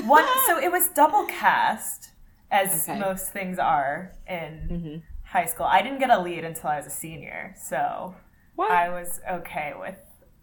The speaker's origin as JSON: {"language": "English", "town": "Philadelphia", "region": "Pennsylvania", "country": "United States", "tie": "born or raised there", "said": "In Philly."}